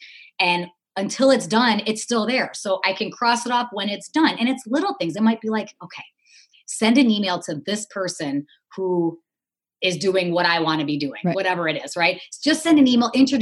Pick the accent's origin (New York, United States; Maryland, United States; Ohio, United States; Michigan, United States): Michigan, United States; Detroit; I grew up in the Motor City. My dad, you know, worked at Chrysler for 40 years.